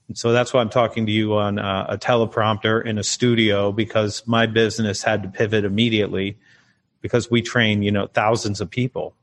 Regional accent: United States; I'm American

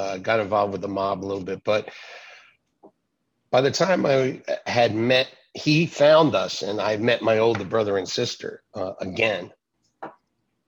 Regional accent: North Brunswick, New Jersey, United States; I was born in North Brunswick, New Jersey, which just happens to be the place where my church is.

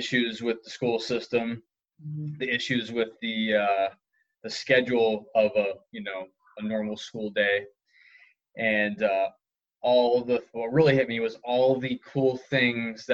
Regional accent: New England, United States; where I grew up in New England

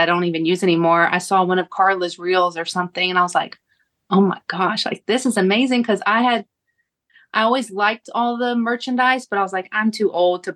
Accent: Kentucky, United States; I am from Kentucky

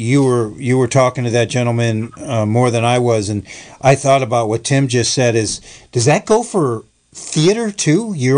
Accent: Buffalo, New York, United States; moved away; also born or lived in Philadelphia; we were going from Philadelphia to Buffalo, basically, to my hometown.

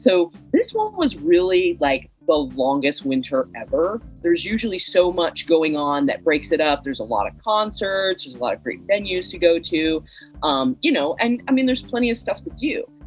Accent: the South, United States; now in Chicago, United States; I'm from the South originally

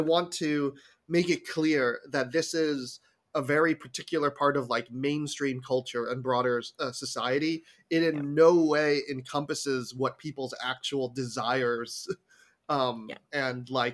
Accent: South Korea; I was born in Korea.

